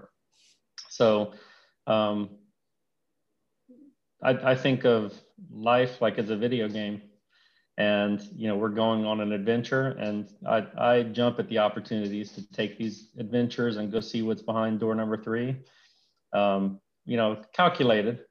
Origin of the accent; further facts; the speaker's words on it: Elton, Louisiana, United States; moved away as an adult; also born or lived in Houston / Baton Rouge; I grew up in Louisiana, a small town called Elton, Louisiana.